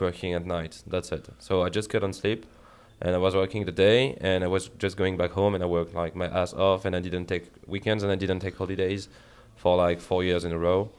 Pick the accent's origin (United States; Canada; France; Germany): France; Paris, Île-de-France; English is a second language; moved away; I come from France